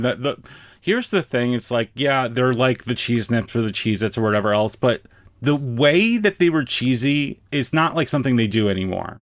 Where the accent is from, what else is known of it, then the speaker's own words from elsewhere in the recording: New York City, New York, United States; I'm from New York